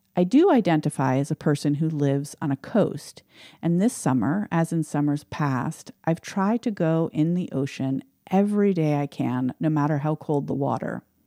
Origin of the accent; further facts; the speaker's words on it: New York City, New York, United States; moved away as an adult; now in Scarborough, United States; I was born in Manhattan and lived almost all of my life there